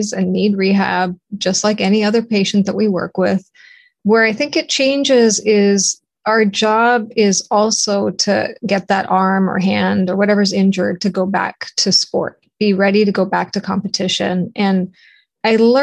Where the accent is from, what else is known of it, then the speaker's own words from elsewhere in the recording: Toronto, Ontario, Canada; moved away as an adult; now in United States; I'm from Toronto, Canada, and I represented Canada in the 88 Olympics for swimming. And I came to the United States as a swimmer, was recruited, swam at a local college